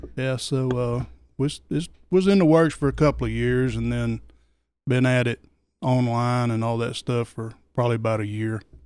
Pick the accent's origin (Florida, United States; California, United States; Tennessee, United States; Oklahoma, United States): Oklahoma, United States; moved away as an adult; also born or lived in Georgia; I'm from Oklahoma. Twenty-six years in Oklahoma and twenty-six years in Georgia and I've been here for eight years